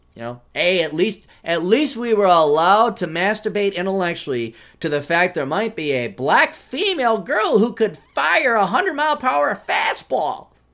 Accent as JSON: {"language": "English", "region": "Wisconsin", "country": "United States", "tie": "born or raised there", "said": "growing up in Wisconsin"}